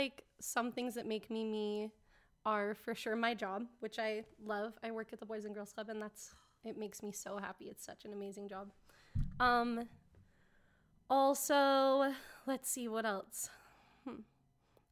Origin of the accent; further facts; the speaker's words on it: Salt Lake City, Utah, United States; I'm from Salt Lake